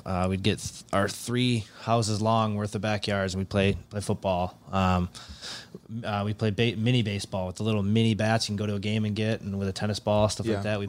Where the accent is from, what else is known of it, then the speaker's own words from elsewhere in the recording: near Milwaukee, Wisconsin, United States; I'm 25 minutes from Milwaukee.